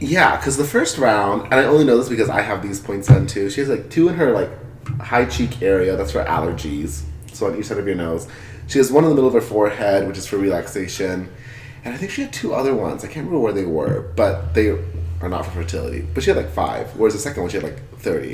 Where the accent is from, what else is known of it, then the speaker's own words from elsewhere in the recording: California, United States; now in Nevada, United States; I'm from California